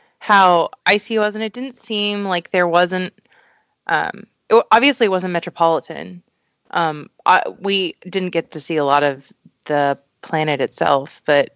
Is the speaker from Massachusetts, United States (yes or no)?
no; Hawaii, United States; I was raised in Hawaii